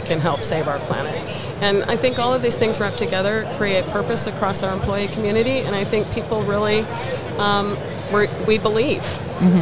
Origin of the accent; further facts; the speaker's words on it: San Jose, California, United States; moved away as an adult; now in Denver, United States; I'm originally from the Bay Area in California, mm-hmm. San Jose uh, Bay Area